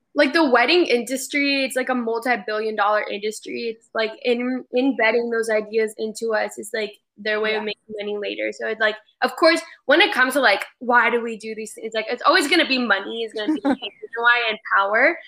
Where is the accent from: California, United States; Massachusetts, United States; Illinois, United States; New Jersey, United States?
California, United States; Fountain Valley; moved away as an adult; now in Dallas, United States; I am in Southern California, specifically Fountain Valley, Huntington Beach, California. Uh, if anyone doesn't know, it's about 30 minutes from LA. yes, but um, that is my hometown.